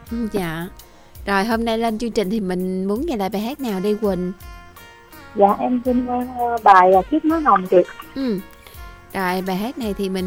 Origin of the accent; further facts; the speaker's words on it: Long An, Vietnam; đến từ long